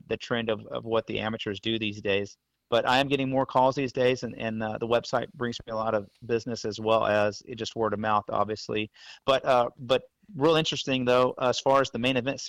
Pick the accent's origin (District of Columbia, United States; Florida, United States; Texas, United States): Texas, United States; the Rio Grande Valley, deep South; I'm from the Valley originally, deep South Texas where Steve's from